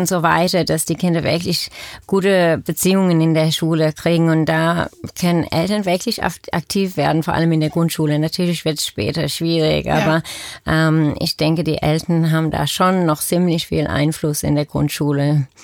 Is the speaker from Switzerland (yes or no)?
no; Australia; German is a second language; now in Germany; ich komme aus Australien, deswegen auch mein Akzent